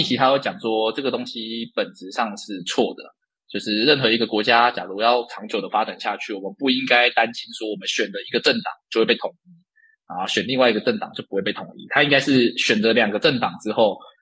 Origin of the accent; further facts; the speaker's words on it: Dongshi, Taichung, Taiwan; also born or lived in China; 我自己是一个土生土长的东制人，然后家里是农药行，然后也是一个在地三十多年的老店，然后从小基本上就是跟着爸爸妈妈在山上到处跑，跟着农友聊天